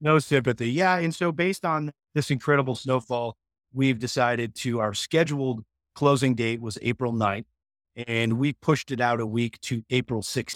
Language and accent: English; Holyoke, Massachusetts, United States; moved away as an adult; now in Colorado, United States; Holyoke, Massachusetts. I grew up ski racing on the East Coast